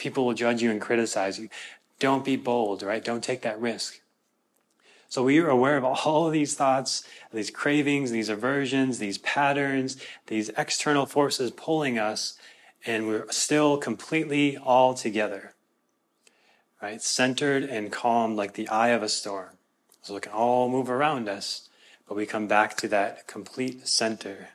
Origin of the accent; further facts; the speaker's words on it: Minnesota, United States; I'm from Minnesota